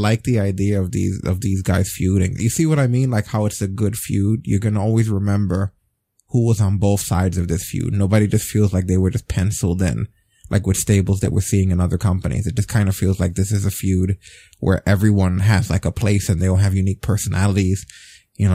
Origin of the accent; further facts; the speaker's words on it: New York City, New York, United States; as a New Yorker, someone who frequents Coney Island